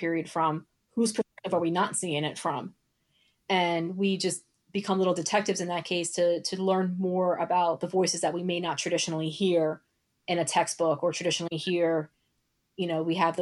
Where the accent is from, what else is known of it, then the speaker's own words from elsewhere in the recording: New York City, New York, United States; moved away; I'm actually originally from Brooklyn. So I've been seeing shows for much of my childhood